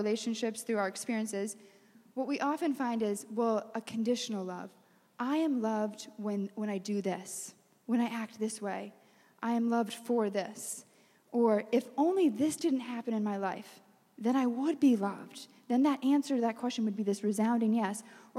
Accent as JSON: {"language": "English", "region": "New York", "country": "United States", "said": "Yes, we're from New York."}